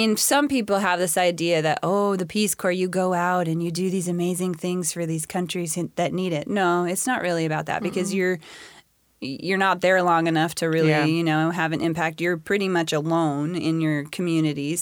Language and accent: English; Spokane, Federal Way, Washington, United States; also born or lived in California; I went to middle school down in California, and I went to high school at Federal Way High